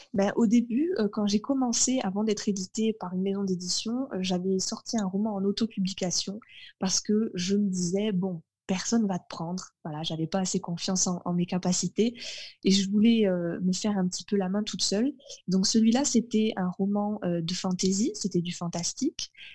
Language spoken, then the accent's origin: French; Carcassonne, Occitania, France; also born or lived in Fontainebleau / Melun; j'ai déménagé dans le sud en 98, donc j'avais 5 ans et demi. Et auparavant, je vivais dans le nord de la France. je vivais à Melun